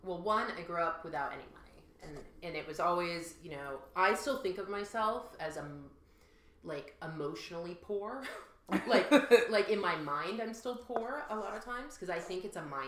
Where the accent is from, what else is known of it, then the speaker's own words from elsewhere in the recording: Maine, United States; now in London, United Kingdom; I'm from Maine, which is a small state above Boston and New York. Kind of northeast United States of America.